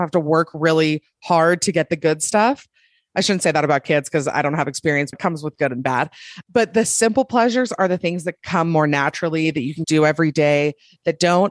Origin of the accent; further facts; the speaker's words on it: Utah, United States; also born or lived in Salt Lake City, Utah; I'm from Utah. I live in Salt Lake.